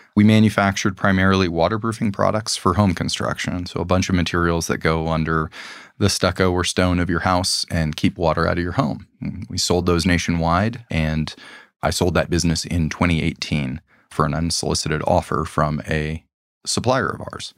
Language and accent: English; Los Angeles, California, United States; We grew up in Los Angeles